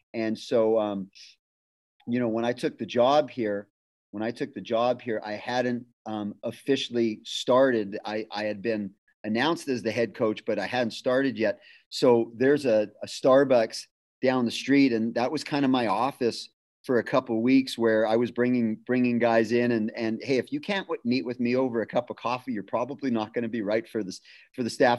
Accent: Winnipeg, Manitoba, Canada; moved away as an adult; also born or lived in Ridgecrest, California / Fontana, California; now in California, United States; I moved back to my hometown uh, of Winnipeg

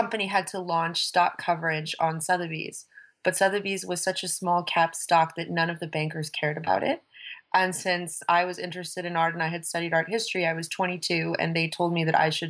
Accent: Palos Verdes, California, United States; moved away; also born or lived in Los Angeles, United States; I grew up in Palos Verdes, which is a very sleepy place by the beach. But interestingly enough, I've always associated Palos Verdes with being a very kind of conservative place.

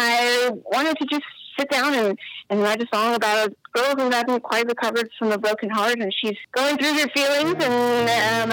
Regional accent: San Antonio, Texas, United States; I am from the San Antonio area. I live just north of San Antonio

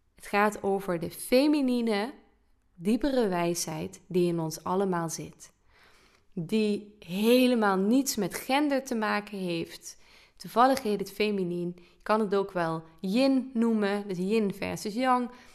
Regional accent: Limburg, Netherlands; als Limburger

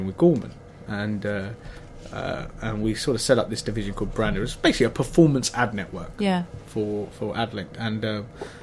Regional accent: Hertfordshire, East of England, United Kingdom; We grew up in Hertfordshire, actually, but the ladies' shoe was in Letchworth

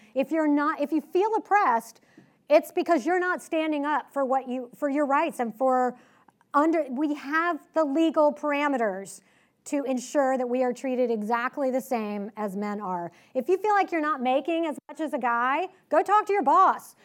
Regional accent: Richmond, Virginia, United States; I grew up in Richmond

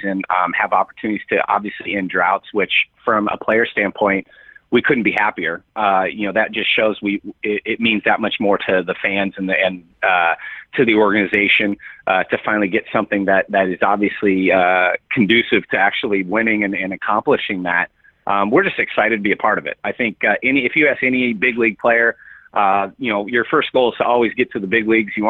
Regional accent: San Diego, California, United States; moved away; I grew up in San Diego

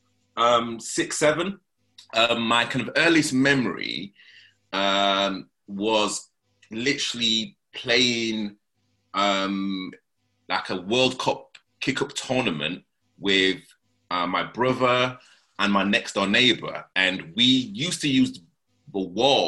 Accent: Leeds, Yorkshire and the Humber, United Kingdom; accent: rough northern accent; moved away as an adult; also born or lived in Nottingham; now in London, United Kingdom; I was born in Nottingham, but you know I moved from Nottingham when I was about 3 or 4, and then I grew up in Leeds.

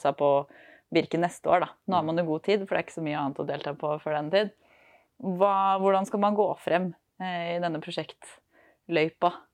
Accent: Trøndelag, Norway; moved away; Jeg er jo egentlig trønder, så det ligger jo liksom i sjela

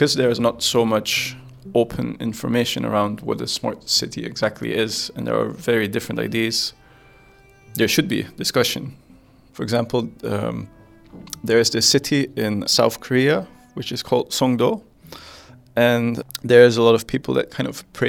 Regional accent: Netherlands; I come from the Netherlands.

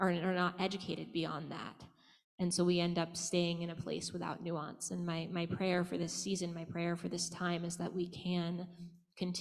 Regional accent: the South, United States; I grew up in the South and I didn't have that much Jewish community

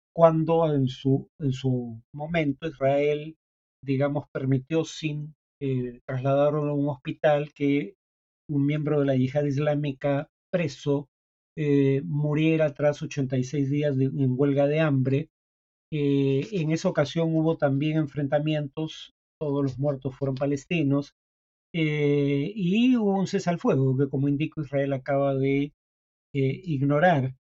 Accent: Peru

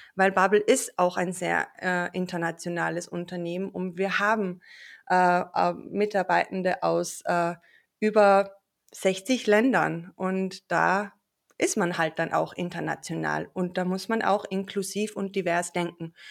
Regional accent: Austria; ich bin eigentlich aus Österreich. Also falls ich irgendwann in meinen Dialekt abrutschen sollte

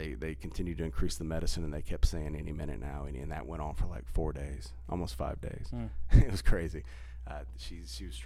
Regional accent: Hull, Texas, United States; my grandmother and I talked about growing up in Hull, Texas. She lived like half a mile from us my whole life

